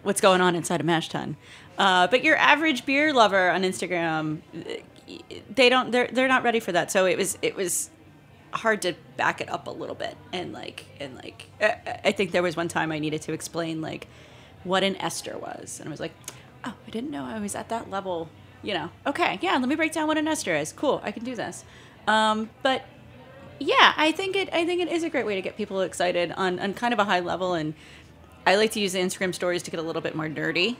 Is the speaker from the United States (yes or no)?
yes; Gainesville, Florida, United States; moved away as an adult; also born or lived in Columbus, Georgia; my hometown, Gainesville, Florida